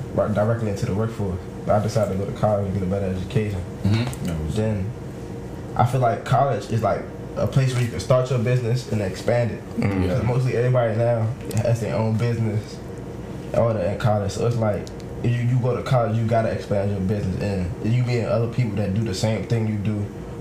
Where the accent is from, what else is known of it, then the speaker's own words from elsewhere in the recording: Maryland, United States; now in Columbia, United States; I'm from up north. I'm from Maryland.